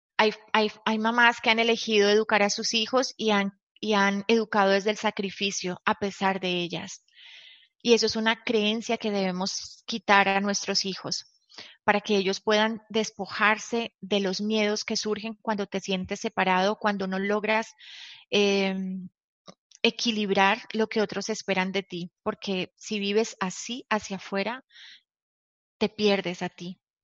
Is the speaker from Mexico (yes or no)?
no; Colombia; nací en Colombia